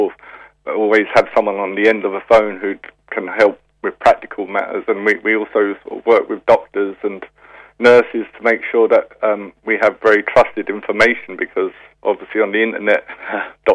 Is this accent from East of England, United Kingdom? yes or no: no; London, United Kingdom; moved away as an adult; I was brought up in London and came over here for the Failure in 1990